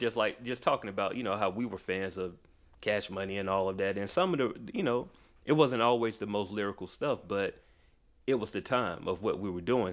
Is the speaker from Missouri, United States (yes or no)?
no; Macon, Georgia, United States; also born or lived in Atlanta; I was born in Atlanta, I was raised in Macon, like, an hour away from here